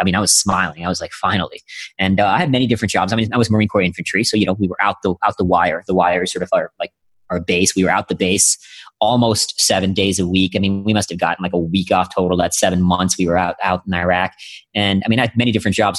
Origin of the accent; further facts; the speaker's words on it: India; now in United States; I'm originally from India. Yeah, I was born in India